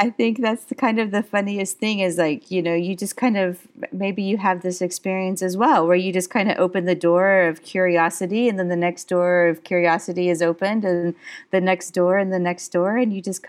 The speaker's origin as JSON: {"language": "English", "country": "United States", "said": "but I am from the United States, and I was one of those American kids that kind of grew up in various parts in the United States, but I come from Southern heritage."}